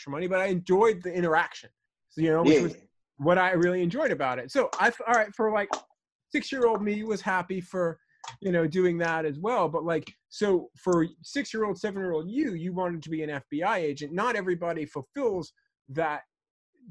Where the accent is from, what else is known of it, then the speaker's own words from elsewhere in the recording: New York, United States; growing up in New York